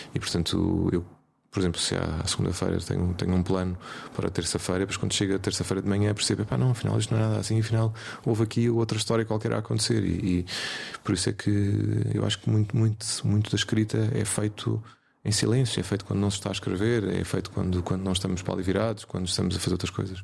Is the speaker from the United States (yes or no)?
no; Portugal; nós somos portugueses, somos pequeninos